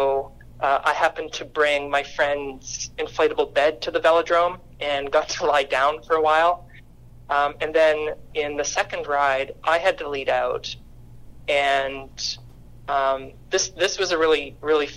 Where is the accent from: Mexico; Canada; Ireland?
Canada; moved away as an adult; now in Charleston, United States; as a Canadian, my sport background is actually badminton